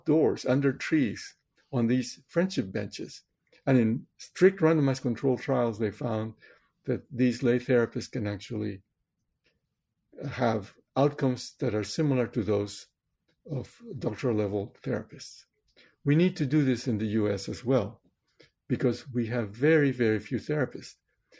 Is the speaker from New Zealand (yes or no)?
no; Chosica, Lima, Peru; moved away; I was born in Peru in South America in 1950, right in the middle of the 20th century. I grew up in a town called Chosica, which is 40 kilometers east of Lima